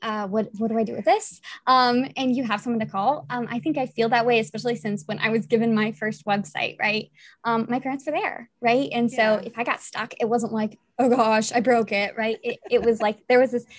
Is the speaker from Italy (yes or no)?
yes; Italy; I'm also from Italy.